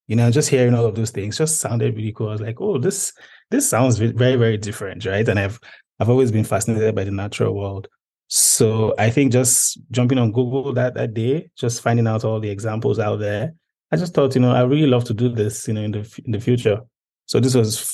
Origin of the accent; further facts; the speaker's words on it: Nigeria; I'm a Nigerian public policy specialist